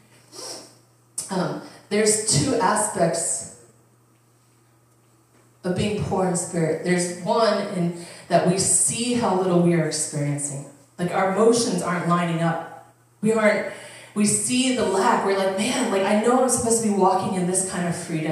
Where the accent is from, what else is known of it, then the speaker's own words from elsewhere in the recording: Upper Arlington, Ohio, United States; I grew up in Upper Arlington, and it's a super wealthy, you know, community